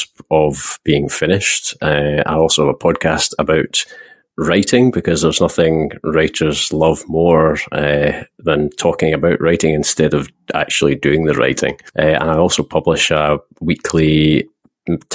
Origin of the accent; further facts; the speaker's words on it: Scotland, United Kingdom; I am Scottish